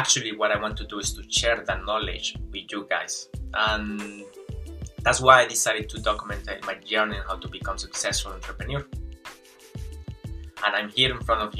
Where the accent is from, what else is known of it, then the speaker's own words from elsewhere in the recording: Colombia; English is a second language; moved away as an adult; also born or lived in Venezuela; now in New Zealand; I'm Colombian. Well, actually I was born in Venezuela, but I grew up in Colombia